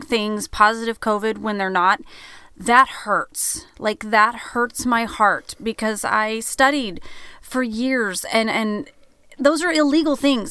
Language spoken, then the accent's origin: English; Oklahoma, United States; now in Branson, United States; we're from Oklahoma, so that's where all of our people are from